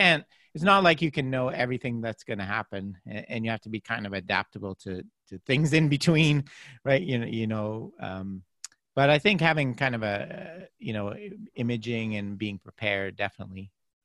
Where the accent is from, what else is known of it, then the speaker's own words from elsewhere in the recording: Canada; I grew up playing hockey in Canada